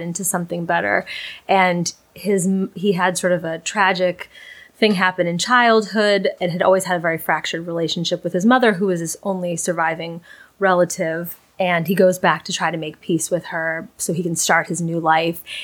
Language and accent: English; Boston, Massachusetts, United States; moved away as an adult; also born or lived in New York City; my hometown in Boston